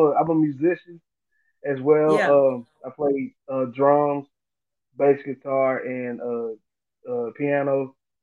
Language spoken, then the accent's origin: English; Corsicana, Texas, United States; I am from Corsicana, Texas, which is about 2 hours of change from Houston